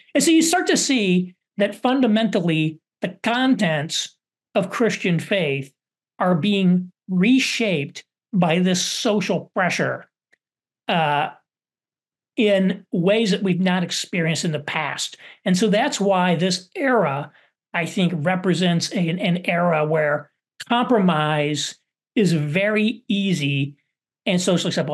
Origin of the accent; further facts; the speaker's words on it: Southern Indiana, United States; where I grew up in Southern Indiana